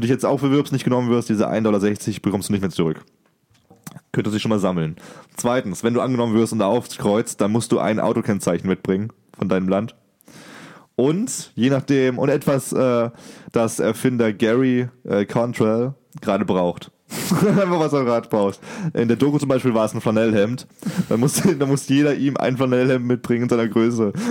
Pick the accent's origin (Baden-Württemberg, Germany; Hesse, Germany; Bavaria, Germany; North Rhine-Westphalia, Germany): Baden-Württemberg, Germany; Ich komme aus Baden, nicht aus dem Schwabenland.